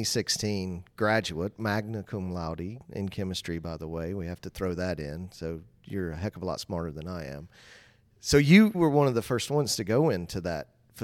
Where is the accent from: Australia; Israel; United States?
United States; Dalton, Georgia; I grew up in Dalton.